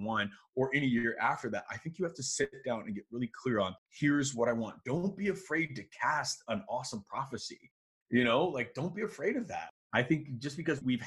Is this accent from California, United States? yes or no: no; Miami, Florida, United States; also born or lived in Chicago; I grew up in Miami, but I was born in Chicago and all my family's there.